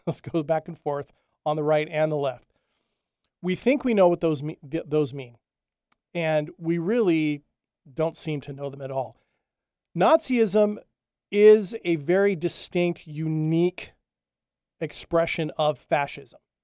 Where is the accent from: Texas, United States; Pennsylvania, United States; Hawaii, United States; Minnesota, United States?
Hawaii, United States; moved away; I grew up in Hawaii, or at least the early part of my life. I lived on the Big Island